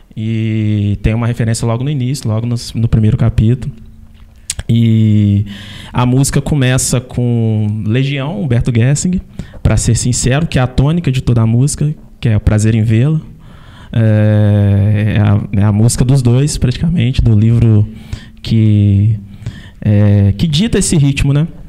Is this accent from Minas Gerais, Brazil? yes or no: yes; Carangola, Minas Gerais, Brazil; eu sou de Carangola